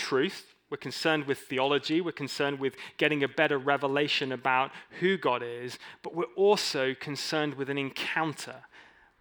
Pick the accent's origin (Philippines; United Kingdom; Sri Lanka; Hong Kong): United Kingdom; England; I'm an English dude.